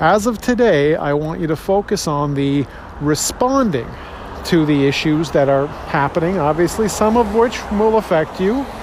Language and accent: English; Toronto, Ontario, Canada; born and raised in Toronto, born in Scarborough, stayed in Toronto my whole life